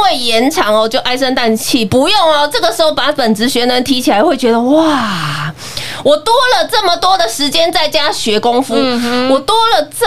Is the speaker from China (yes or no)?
no; Taiwan; 真的是为我们台湾人为荣